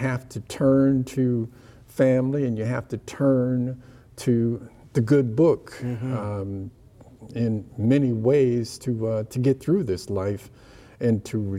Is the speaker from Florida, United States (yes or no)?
no; Ohio, United States; Yeah, so all that was part of, the legacy I had as a kid growing up in Ohio.